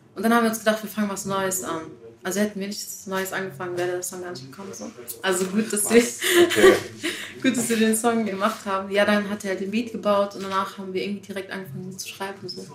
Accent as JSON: {"language": "German", "town": "Heidelberg", "region": "Baden-Württemberg", "country": "Germany", "tie": "born or raised there", "said": "in Heidelberg geboren"}